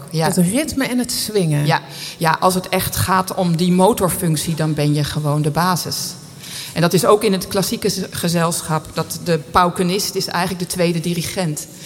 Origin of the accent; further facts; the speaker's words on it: Geldermalsen, Gelderland, Netherlands; Ik ben opgegroeid in Geldermalsen. En eh, daar zat ik op de drumband.